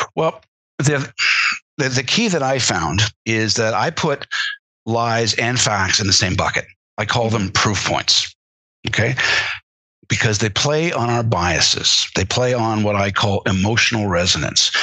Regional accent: Canada; as a Canadian, uh, growing up

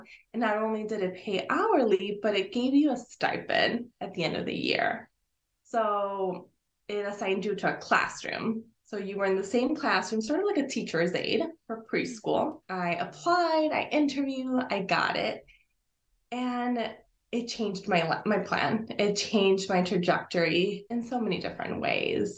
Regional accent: Illinois, United States; first language Spanish; English is a second language; I was born here in Illinois. It's about half hour or so west from the Chicago downtown area.

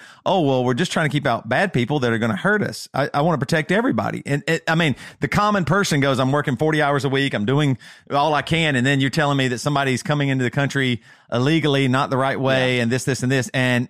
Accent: the South, United States; I'm from the South and my dad hears you say running a stop sign

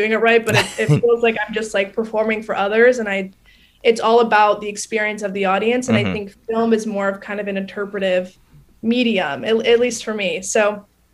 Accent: Cleveland, Ohio, United States; moved away as an adult; now in New York, United States; I'm originally from Cleveland, Ohio

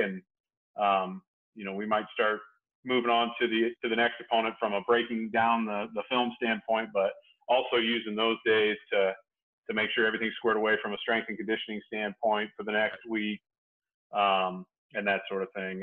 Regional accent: Indiana, United States; also born or lived in Montana; I'm born and raised in Indiana

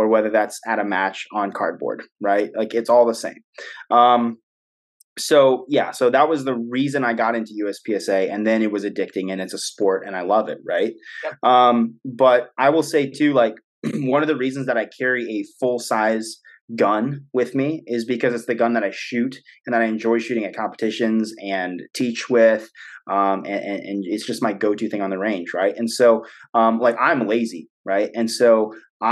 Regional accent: United States

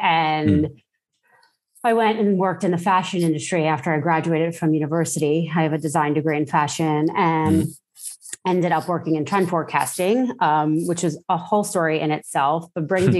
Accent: New York City, New York, United States; I grew up in Brooklyn, which you don't really associate with like being an outdoorsy person.

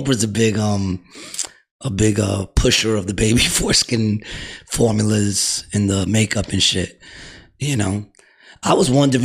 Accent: New York City, New York, United States; I was brought up in Astoria, so Astoria was mostly Greek

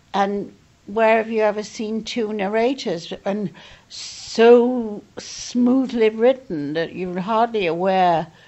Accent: Yorkshire and the Humber, United Kingdom; I come from that part of England. I come from the north. I come from Yorkshire

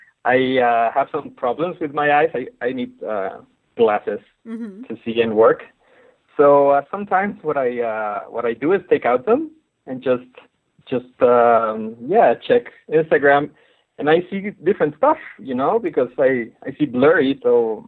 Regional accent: Mexico City, Mexico; I was born in Mexico City, which is a colorful and very ironic

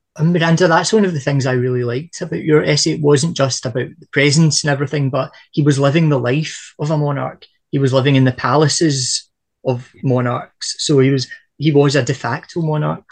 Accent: Scotland, United Kingdom; from a Scottish perspective

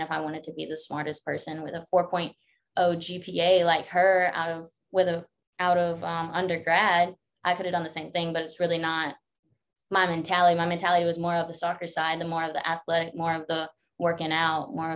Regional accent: Laurel, Mississippi, United States; I'm from Laurel, Mississippi, most like Powers community, Jones County. So I went to Northeast Jones as a little kid. But before that, we grew up there

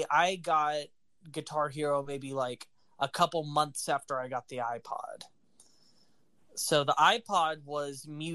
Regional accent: Alabama, United States; I was born in Alabama

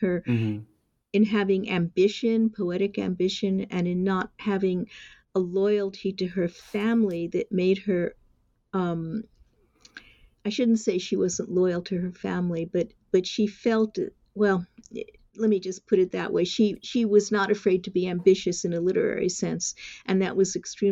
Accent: New York City, New York, United States; moved away as an adult; now in Japan; I'm an American. I was born in New York City

